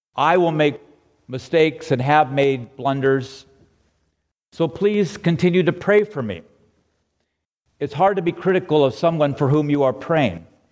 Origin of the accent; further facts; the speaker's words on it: La Cañada Flintridge, California, United States; I grew up in La Cañada in the 50s and 60s.